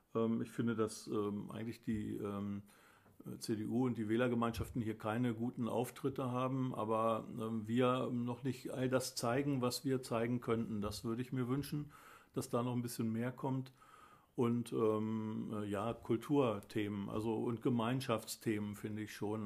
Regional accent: Pattensen, Lower Saxony, Germany; moved away as an adult; ich bin Pattenser von Geburt auf. Ich habe die ersten 27 Lebensjahre hier in Pattensen verbracht.

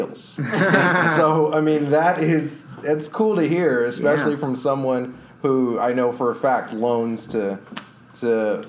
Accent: Austin, Texas, United States; I'm from Austin. I love Austin.

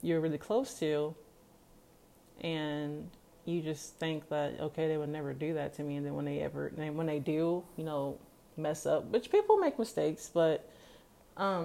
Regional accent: Kansas, United States; I'm from Kansas

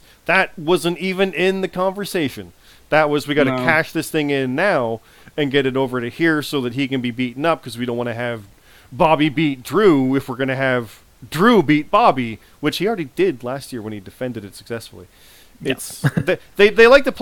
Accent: Canada; I'm Canadian

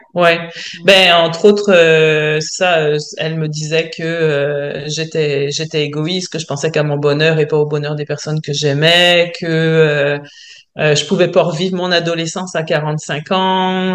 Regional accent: France; accent: French; moved away as an adult; now in Quebec, Canada; je suis française, j'imagine que les gens l'auront peut-être entendu à mon accent, mais euh, ça fait donc 22 ans que je vis en France.

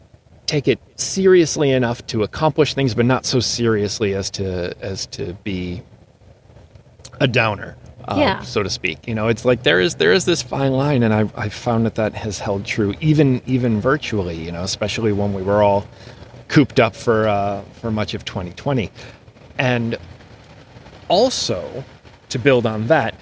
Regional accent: Northern Ohio, United States; I grew up in Northern Ohio, not far from Cedar Point

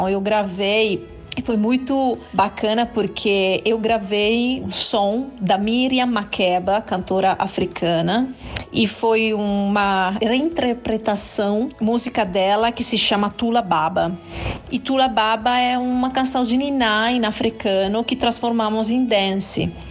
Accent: Italy; porque eu sou italiana

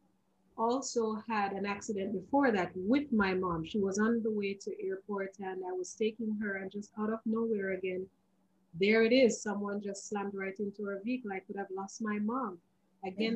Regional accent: Jamaica; as a young girl growing up in Jamaica and as a teenager

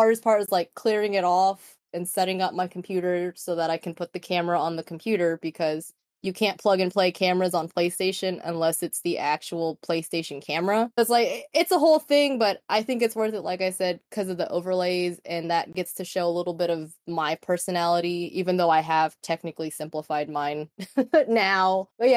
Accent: Texas, United States; I'm a Mexican American, born and raised in Texas

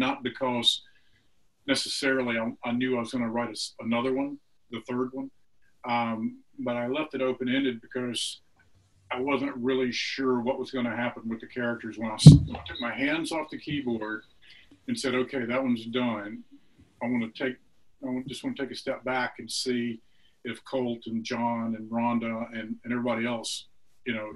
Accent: Mississippi, United States; I'm from Mississippi

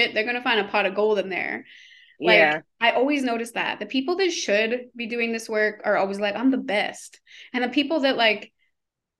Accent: Canada; I'm Canadian. I say a lot of words wrong compared to how they say it in America.

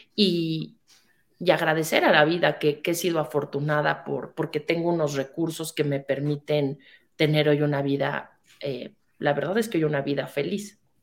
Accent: Mexico; soy una mujer mexicana

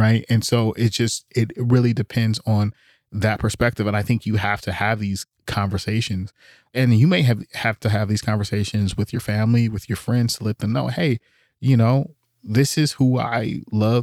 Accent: Oakland, California, United States; I grew up in Oakland

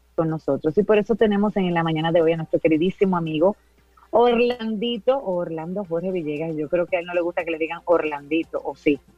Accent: Dominican Republic; todos somos dominicanos

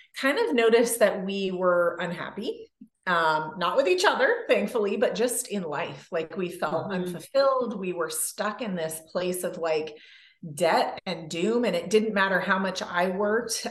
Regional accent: California, United States; moved away as an adult; also born or lived in Canada; I grew up in California

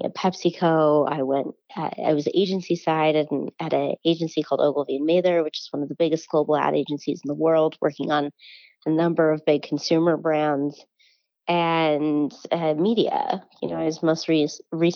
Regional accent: Salt Lake City, Utah, United States; moved away as an adult; also born or lived in New York; now in Salt Lake City, United States; I grew up in Salt Lake City, right on the East Benches

